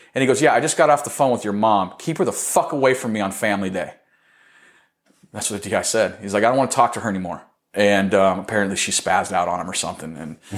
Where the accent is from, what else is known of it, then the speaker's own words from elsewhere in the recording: Arizona, United States; I got fucking stationed in my home state